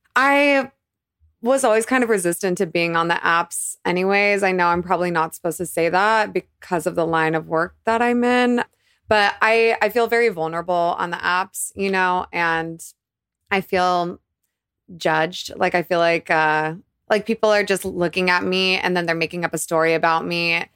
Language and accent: English; Boise, Idaho, United States; also born or lived in Boulder, Colorado; I was born in Boulder, but I grew up primarily in Idaho